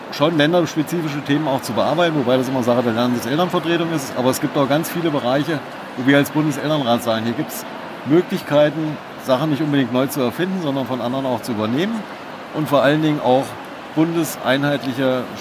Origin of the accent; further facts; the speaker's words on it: Hesse, Germany; Sie sind Schülervertreterin, ich bin auch aus Hessen.